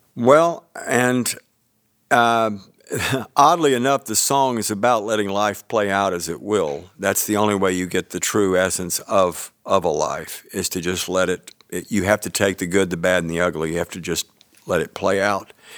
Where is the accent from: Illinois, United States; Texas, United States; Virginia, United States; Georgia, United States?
Georgia, United States; Tybee Island; also born or lived in Savannah, Georgia / Columbia, South Carolina; I was born in Savannah, Georgia, and then my folks and I and s, m, members of my family moved away for a while, and then we, when we moved back to Tybee